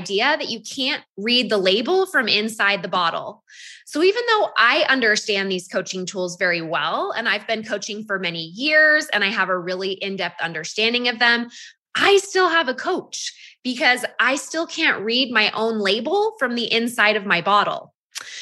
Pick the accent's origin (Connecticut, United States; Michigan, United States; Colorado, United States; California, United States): California, United States; Half Moon Bay; also born or lived in Utah; now in Draper, United States; I'm actually born and raised in Northern California, a little town called Half Moon Bay. That's where I grew up.